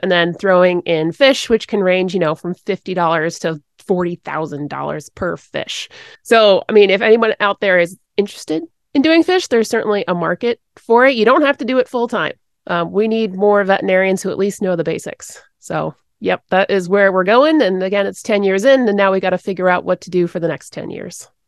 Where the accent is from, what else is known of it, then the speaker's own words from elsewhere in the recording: Connecticut, United States; also born or lived in Rhode Island; There were lots of dairy farms and horses where I grew up in Connecticut